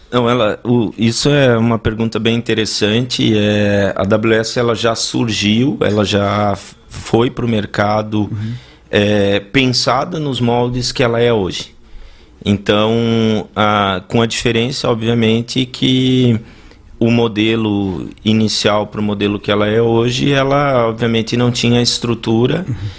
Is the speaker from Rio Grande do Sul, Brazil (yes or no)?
yes; Ijuí, Rio Grande do Sul, Brazil; moved away as an adult; also born or lived in Brasília / London; now in Balneário Camboriú, Brazil; eu sou natural de Juí